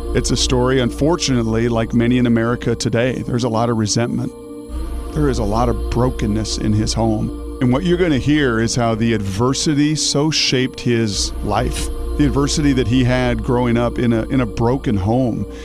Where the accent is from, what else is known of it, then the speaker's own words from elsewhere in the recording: Pacific Northwest, United States; Growing up in the Pacific Northwest